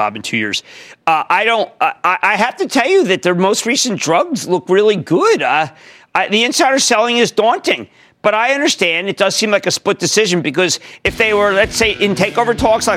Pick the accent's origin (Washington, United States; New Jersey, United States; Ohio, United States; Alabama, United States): New Jersey, United States; my home state of New Jersey